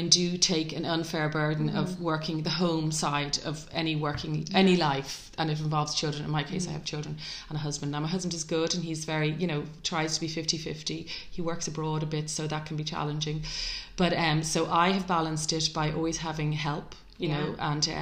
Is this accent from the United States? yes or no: no; Dublin, Leinster, Ireland; as a teenager growing up in Ireland in the 80s